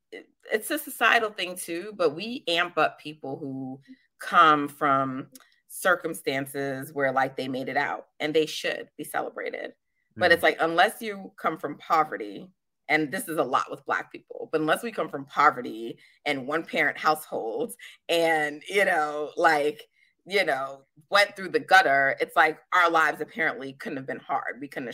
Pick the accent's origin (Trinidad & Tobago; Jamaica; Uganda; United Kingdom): Jamaica; And I'm Jamaican, so I've worked like three jobs at a time.